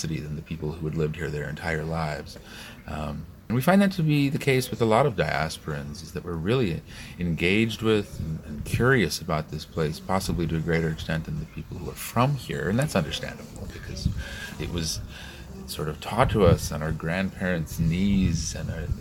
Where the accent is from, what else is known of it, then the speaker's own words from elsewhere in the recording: Chicago, Illinois, United States; moved away; I'm from Chicago. We have about 1.2 million Polish people